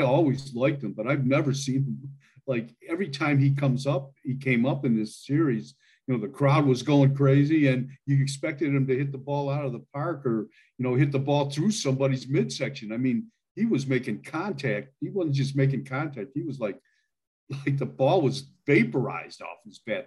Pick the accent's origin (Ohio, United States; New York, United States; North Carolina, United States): Ohio, United States; Milan; moved away as an adult; now in Idaho, United States; I grew up there in Milan, Ohio